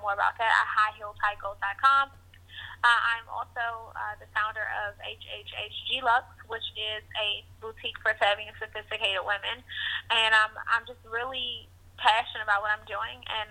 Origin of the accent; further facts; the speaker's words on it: Washington, District of Columbia, United States; I grew up in Washington, D.C.